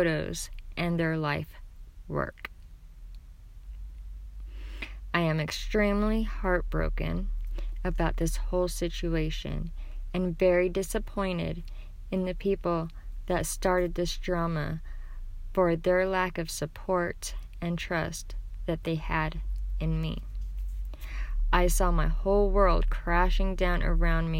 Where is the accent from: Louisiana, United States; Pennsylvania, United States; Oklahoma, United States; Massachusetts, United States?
Oklahoma, United States; I'm from Oklahoma